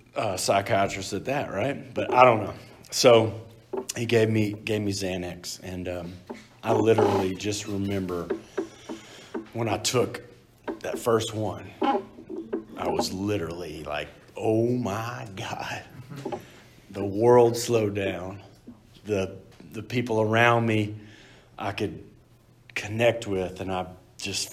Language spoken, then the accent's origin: English; Texas, United States; moved away; I'm from Texas